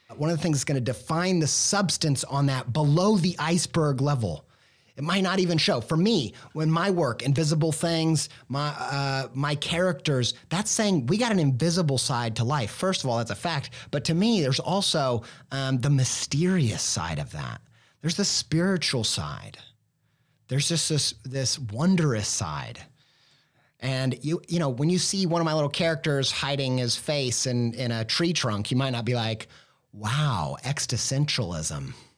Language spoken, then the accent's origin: English; Indiana, United States; I will always be a Midwestern Indiana boy raised